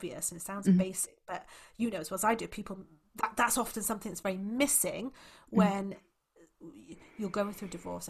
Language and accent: English; Wales, United Kingdom; I'm actually from Wales